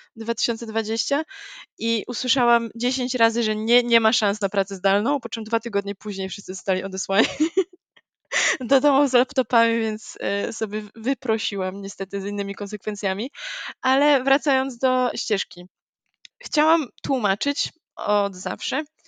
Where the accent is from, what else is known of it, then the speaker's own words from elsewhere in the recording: Gdańsk, Pomeranian Voivodeship, Poland; jestem z Gdańska